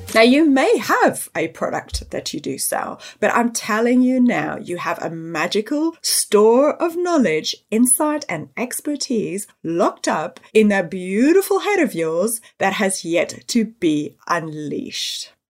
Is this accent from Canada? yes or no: no; Johannesburg, Gauteng, South Africa; moved away as an adult; now in United Kingdom; I was born and raised in Johannesburg in South Africa